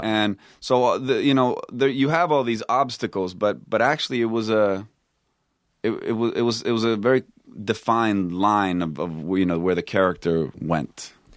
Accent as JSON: {"language": "English", "town": "Stockholm", "region": "Stockholm County", "country": "Sweden", "tie": "born or raised there", "also_born_or_lived": "Texas", "moved": "as an adult", "lives_now": "United States", "said": "I grew up in Stockholm"}